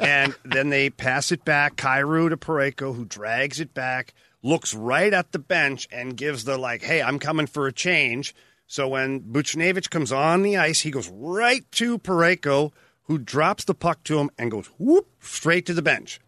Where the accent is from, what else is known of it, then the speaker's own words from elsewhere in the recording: Ottawa, Ontario, Canada; moved away; Ottawa um, early in my career, oh, about four or five years into my career, and that's my hometown.